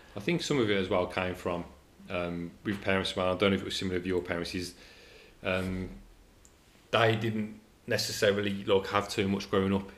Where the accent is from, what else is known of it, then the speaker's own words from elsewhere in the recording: England, United Kingdom; we're English